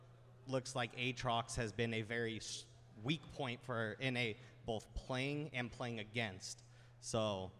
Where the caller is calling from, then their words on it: Los Angeles, California, United States; Beautiful Los Angeles.